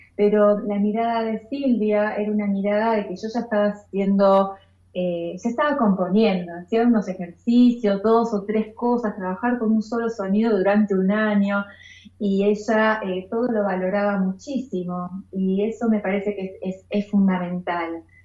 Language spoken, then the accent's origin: Spanish; Temperley, Buenos Aires Province, Argentina; yo soy de zona sur de Temperley y empecé a estudiar música de chica en el Conservatorio Julián Aguirre